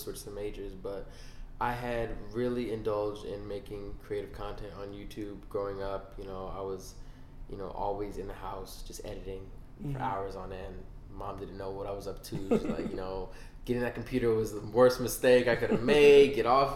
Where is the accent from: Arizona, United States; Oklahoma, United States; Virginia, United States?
Virginia, United States; Alexandria; I'm from Virginia. Alexandria, Virginia